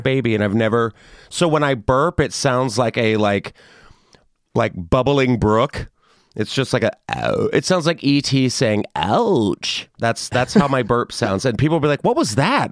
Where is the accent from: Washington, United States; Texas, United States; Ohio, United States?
Texas, United States; I loved a pinata party growing up in Texas